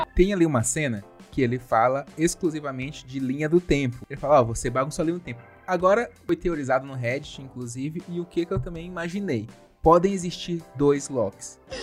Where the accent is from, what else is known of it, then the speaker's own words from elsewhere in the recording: Lençóis Maranhenses, Maranhão, Brazil; os lençóis maranhenses, minha terra natal